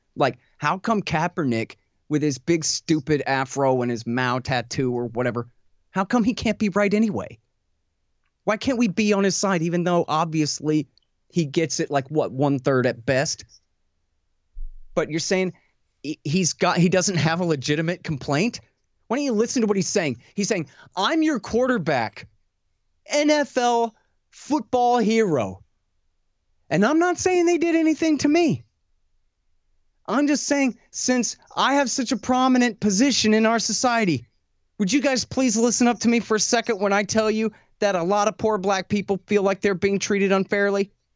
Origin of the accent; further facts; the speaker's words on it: Austin, Texas, United States; I'm from Austin